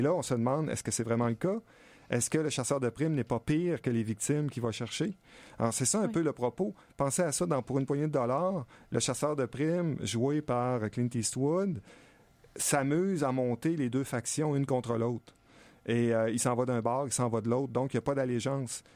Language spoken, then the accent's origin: French; Stoneham, Quebec, Canada; un chalet en face de chez nous à Stoneham